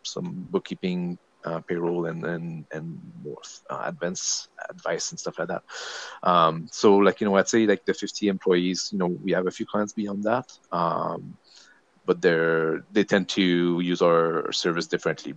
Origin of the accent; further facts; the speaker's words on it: Quebec, Canada; first language French; English is a second language; moved away as an adult; also born or lived in Maritimes / British Columbia; now in Vancouver Island, Canada; I'm from Quebec originally. So I grew up there in my 20s.